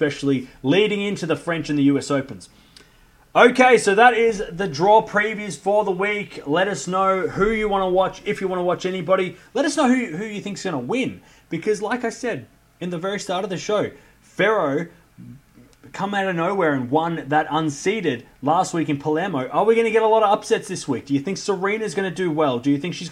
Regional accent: Australia; I'm from Australia

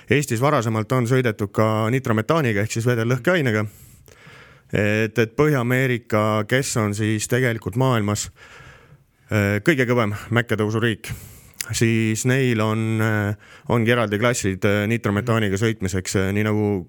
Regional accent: Estonia; aga selles mõttes oleme eestlased on väga kõvad sõitjad

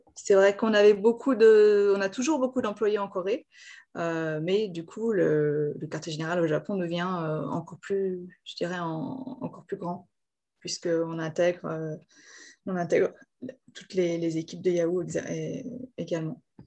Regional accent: Lyon, Auvergne-Rhône-Alpes, France; moved away as an adult; also born or lived in Japan; now in Seoul, South Korea; J'étais à Lyon. Je suis de Lyon à la base.

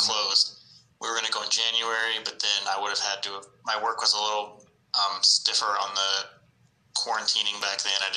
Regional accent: Virginia Beach, Virginia, United States; Born and raised in Virginia Beach.

